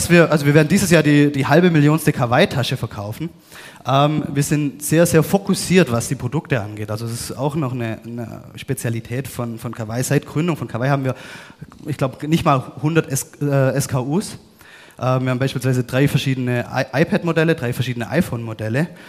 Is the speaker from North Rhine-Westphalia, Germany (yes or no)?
no; Baden-Württemberg, Germany; Ich, ich bin ähm, Schwabe, bin wieder unten im Süden